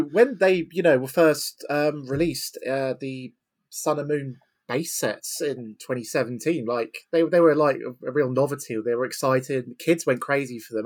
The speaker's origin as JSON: {"language": "English", "town": "Eastbourne", "region": "South East England", "country": "United Kingdom", "tie": "born or raised there", "said": "I run a weekly Pokemon League in Eastbourne, my hometown"}